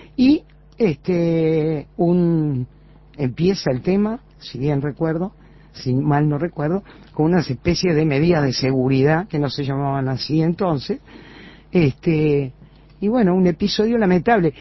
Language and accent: Spanish; Uruguay; los uruguayos terminamos siempre mirándonos